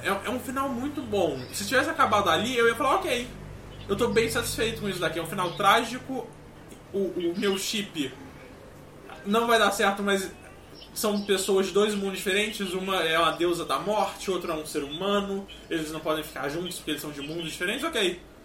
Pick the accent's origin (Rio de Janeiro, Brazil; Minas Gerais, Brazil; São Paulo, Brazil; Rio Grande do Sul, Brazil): Minas Gerais, Brazil; como mineiro eu me sinto ligeiramente chamado de caipira